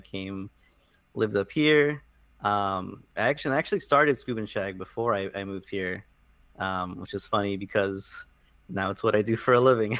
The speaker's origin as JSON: {"language": "English", "region": "South Florida", "country": "United States", "tie": "born or raised there", "moved": "as an adult", "lives_now": "New York, United States", "said": "I grew up in, in South Florida originally. Uh, lived there pretty much my whole life."}